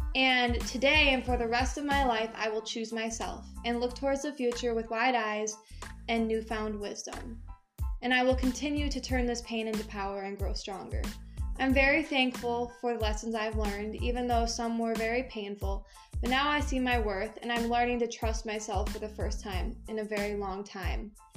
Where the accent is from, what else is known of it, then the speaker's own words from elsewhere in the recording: Michigan, United States; moved away as an adult; also born or lived in Tennessee; I moved back from Tennessee for a minute back to Michigan